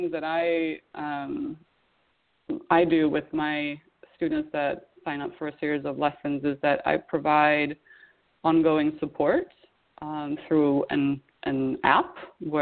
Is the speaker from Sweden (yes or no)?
yes; Sweden; moved away; growing up in Sweden in the wintertime